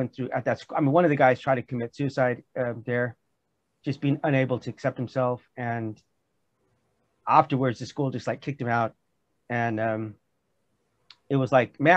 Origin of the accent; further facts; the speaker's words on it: California, United States; also born or lived in Missouri; I'm from California